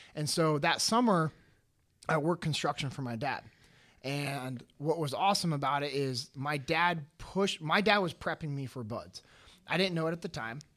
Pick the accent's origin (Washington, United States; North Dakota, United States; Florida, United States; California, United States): California, United States; Sacramento; I'm originally from Sacramento, California. Uh, born and raised, grew up in the same house that my dad grew up